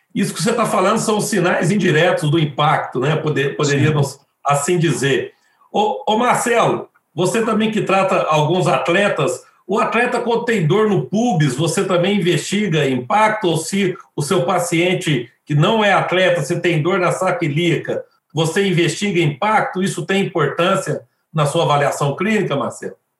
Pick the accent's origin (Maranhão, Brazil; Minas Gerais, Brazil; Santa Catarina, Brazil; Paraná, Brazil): Minas Gerais, Brazil; Belo Horizonte; eu sou de Belo Horizonte, eu sou, faço parte do grupo de cirurgia do quadril do Hospital Mari Tereza, aqui de Belo Horizonte